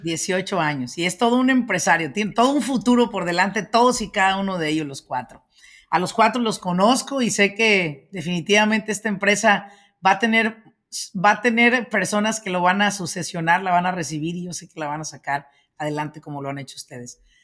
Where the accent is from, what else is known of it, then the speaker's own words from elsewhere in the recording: Michoacán, Mexico; soy señores de Michoacán.